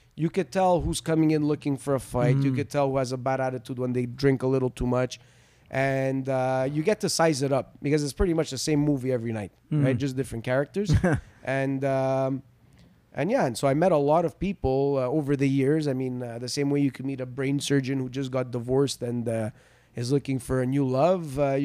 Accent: Bois-des-Filion, Quebec, Canada; also born or lived in Venezuela; I grew up in Montreal. I grew up living in a city called Bois de Filion.

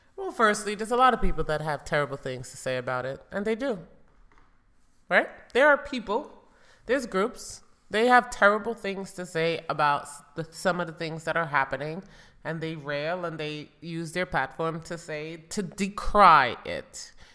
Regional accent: United States; growing up in America

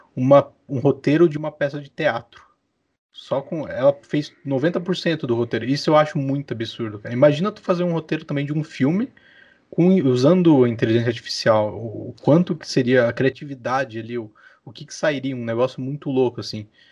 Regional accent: Santos, São Paulo, Brazil; moved away as an adult; now in Curitiba, Brazil; nasci, não nasci em Curitiba, nasci em Santos, litoral de São Paulo

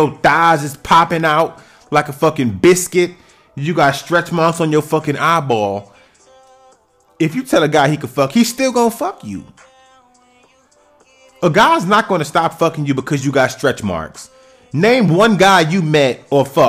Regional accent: New York City, New York, United States; I'm from New York City, so I might talk about things that happen in, like, my city, which is the Bronx

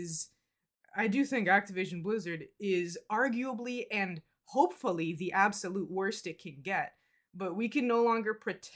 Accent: United States; we're from the United States

